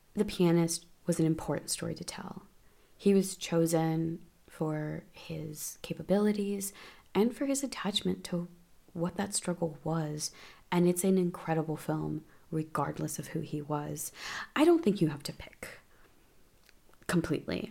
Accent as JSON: {"language": "English", "country": "United States", "said": "as an American"}